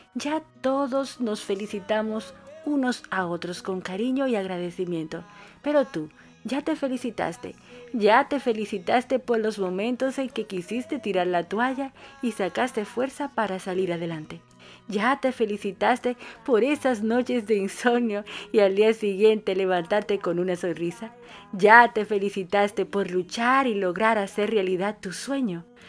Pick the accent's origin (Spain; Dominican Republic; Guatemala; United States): Dominican Republic; now in Buenos Aires, Argentina